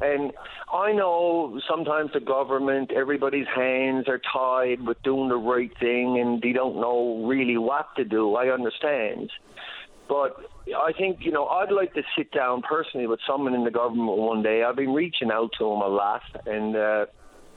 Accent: St. John's, Newfoundland and Labrador, Canada; also born or lived in Ontario; now in Newfoundland, Canada; I grew up on Shea Heights and went away to Ontario

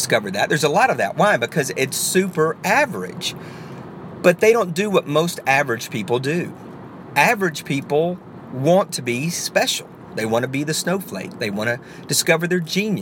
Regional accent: the South, United States; I'm from the South

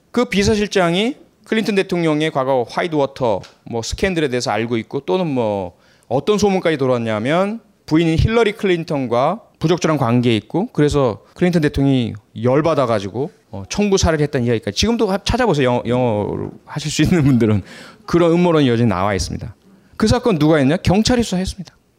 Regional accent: Pohang, North Gyeongsang, South Korea; 제 고향은 경상북도 포항입니다

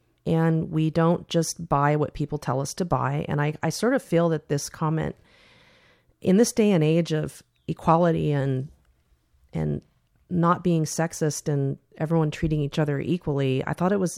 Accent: California, United States; I came from Silicon Valley originally, and I had a great career.

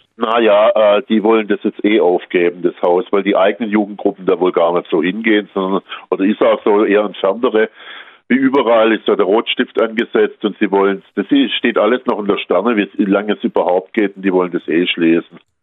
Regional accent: Baden-Württemberg, Germany; Bei uns in Baden-Württemberg

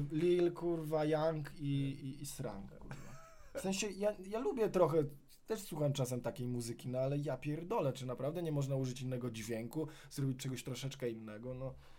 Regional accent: Warsaw, Masovian Voivodeship, Poland; na mojej ulicy, na której się wychowałem, ulicy Kajki w Aninie, w Wawrze

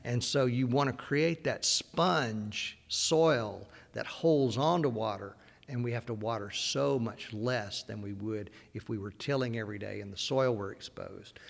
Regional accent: Deep South, United States; I grew up in the Deep South

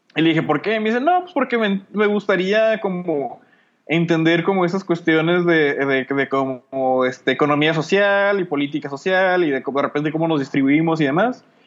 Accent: Mexico; yo y la otra morra de México

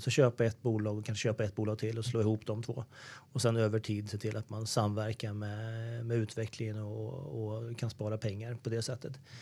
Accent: Sweden; Vi är ju vana som svenskar

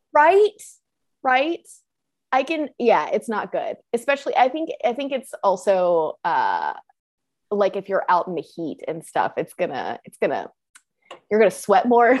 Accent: the South, United States; accent: Southern; I'm from the South

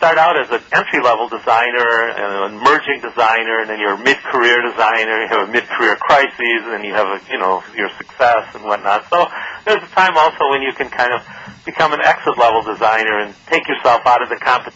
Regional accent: Detroit, Michigan, United States; I came from Detroit, and my father was an auto worker, and my parents were European immigrants.

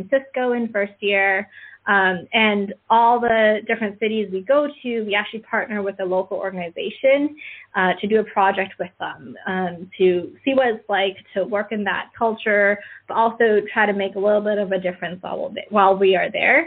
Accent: Markham, Ontario, Canada; moved away as an adult; growing up in Canada, I grew up in Markham, Ontario, small suburb outside of Toronto

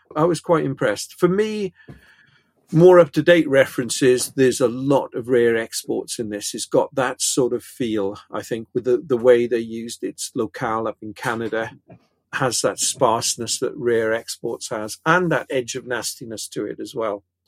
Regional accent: Pontypridd, Wales, United Kingdom; where I grew up in Pontypridd, we had two cinemas, the White Palace and the County

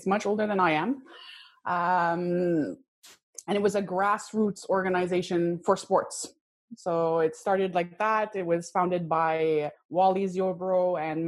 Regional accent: Bellefeuille, Quebec, Canada; moved away; also born or lived in South Shore (Montreal) / North Shore (Montreal) / Park Extension, Montreal; I guess most of my life was in Bellefeuille, which is near Saint-Jérôme

